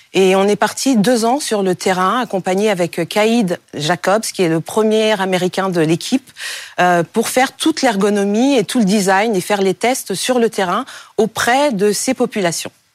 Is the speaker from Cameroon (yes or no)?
yes; Cameroon; au Cameroun, mon pays d'origine